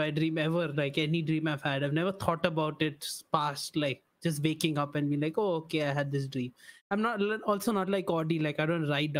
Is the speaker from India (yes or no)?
yes; India; I'm Indian